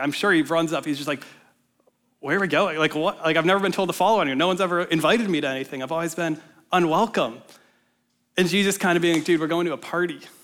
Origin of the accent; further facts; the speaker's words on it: Minnesota, United States; moved away as an adult; now in Ames, United States; I'm from Minnesota originally, so I came down to Iowa State for college a few years ago